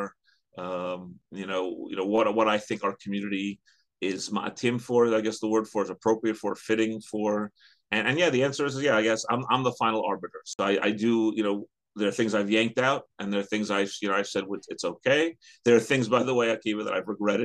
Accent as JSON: {"language": "English", "town": "New York City", "region": "New York", "country": "United States", "tie": "born or raised there", "moved": "yes", "lives_now": "Teaneck, United States", "said": "the community I grew up in Queens, which doesn't really exist anymore"}